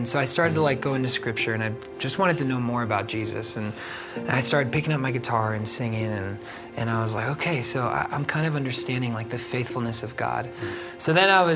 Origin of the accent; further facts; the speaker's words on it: Florida, United States; I'm from Florida